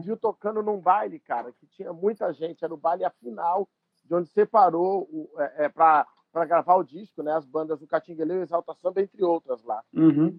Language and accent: Portuguese; São Paulo, Brazil; moved away as an adult; also born or lived in São Bernardo do Campo; now in Rio de Janeiro, Brazil; eu sou de São Paulo